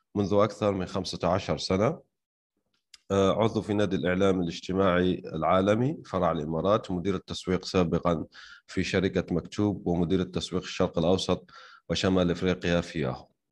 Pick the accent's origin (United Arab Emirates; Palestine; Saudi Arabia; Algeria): Algeria; انا شخصيا يعني من الجزائر